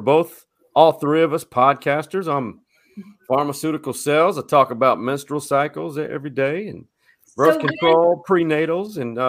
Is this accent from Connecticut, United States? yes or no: no; Austin, Texas, United States; also born or lived in San Angelo / Oklahoma City; So I went born and raised in Austin, went to the great university in the middle of the pine, Stephen F. Austin, graduated 98, I'm aging myself.